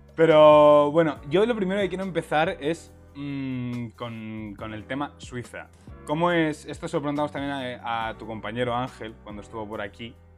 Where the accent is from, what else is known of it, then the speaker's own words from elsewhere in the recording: Castilla-La Mancha, Spain; diré el manchego